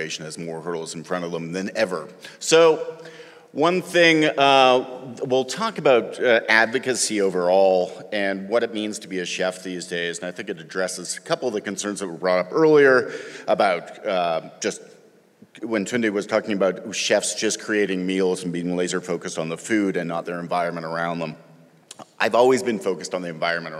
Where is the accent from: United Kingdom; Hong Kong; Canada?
Canada; moved away as an adult; now in Athens, United States; I'm Canadian, and I've lived in that blue dot for just about 20 years